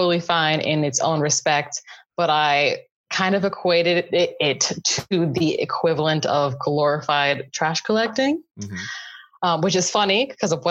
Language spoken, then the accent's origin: English; South Florida, United States; I grew up in South Florida